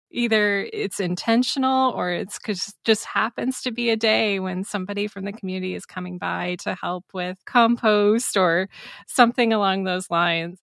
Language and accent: English; Iowa, United States; moved away as an adult; I'm originally from Iowa, but like many others, I left to pursue career and adventure elsewhere.